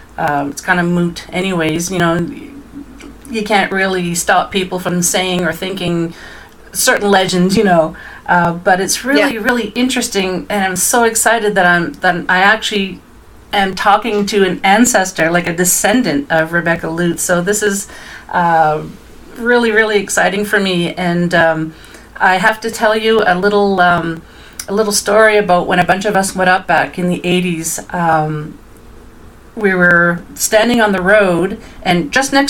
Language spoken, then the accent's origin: English; Dieppe, New Brunswick, Canada; I'm originally from Dieppe, which is just outside of Moncton, New Brunswick